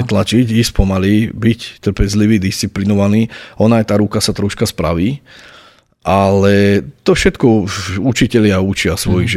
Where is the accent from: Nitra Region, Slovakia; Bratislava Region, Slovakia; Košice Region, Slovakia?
Nitra Region, Slovakia; Nitra; ja som sa narodil v Nitre, som Nitran, žijem tu, pracujem tu, tvorím tu